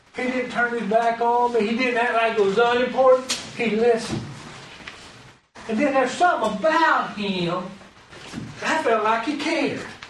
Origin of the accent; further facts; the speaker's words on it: Alabama, United States; moved away as an adult; also born or lived in Virginia; I'm from Alabama